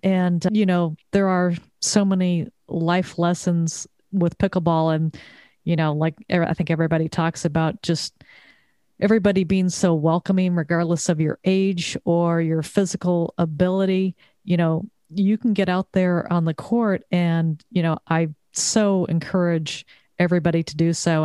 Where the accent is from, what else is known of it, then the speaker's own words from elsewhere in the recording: Southern California, United States; moved away as an adult; also born or lived in Texas; now in Connecticut, United States; I moved to Connecticut after growing up in Southern California, living in Texas for twenty-five years